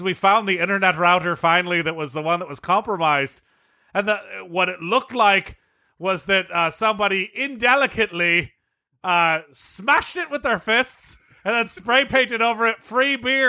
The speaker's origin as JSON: {"language": "English", "country": "Ireland", "tie": "born or raised there", "said": "Oh, it's American currency. Yeah, okay, I wouldn't know because I grew up in Ireland."}